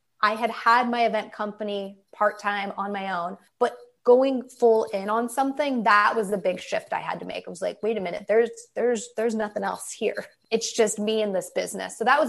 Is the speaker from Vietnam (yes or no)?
no; Midwest, United States; I'm from the Midwest. So in the winter, when it snows, I would go with my dad and I would shovel driveways for people.